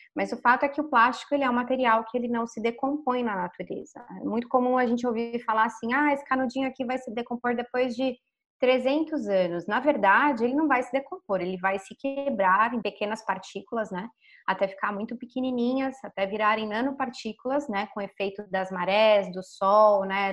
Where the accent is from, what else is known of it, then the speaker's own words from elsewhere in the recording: São Paulo, Brazil; also born or lived in Florianópolis; eu nasci e cresci em São Paulo